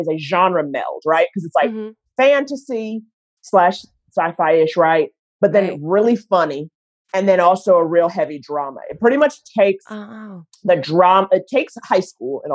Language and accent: English; New York City, New York, United States; I grew up in Harlem